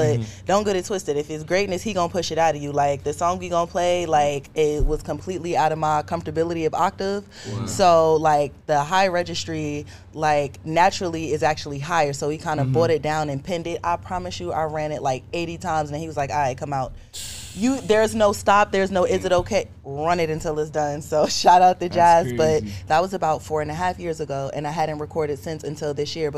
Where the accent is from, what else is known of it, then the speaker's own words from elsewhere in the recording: Newark, New Jersey, United States; I am a artist from Jersey, Newark to be exact